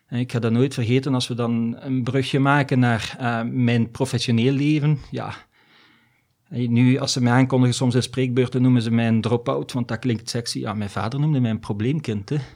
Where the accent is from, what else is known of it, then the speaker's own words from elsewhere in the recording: DR Congo; born there; Dus ik ben in Afrika geboren eigenlijk, hè, in Congo. En ik ben eigenlijk met malaria geboren.